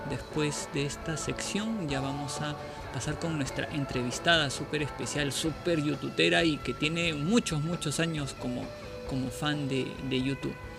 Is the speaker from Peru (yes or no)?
yes; Peru; Nosotros somos de acá de Perú